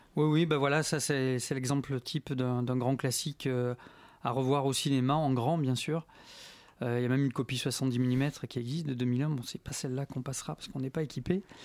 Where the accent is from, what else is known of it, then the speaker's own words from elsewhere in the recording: Marseille, Provence-Alpes-Côte d'Azur, France; moved away as an adult; now in Paris, France; je suis né à Marseille